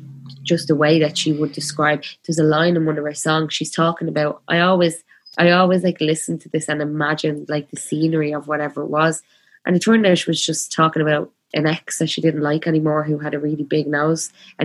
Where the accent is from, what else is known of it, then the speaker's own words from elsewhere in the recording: Belfast, Northern Ireland, United Kingdom; growing up in Belfast, like during the Troubles, like it's like, you know, that feeling of like being a 6-year-old and having such a weight of the world on your shoulders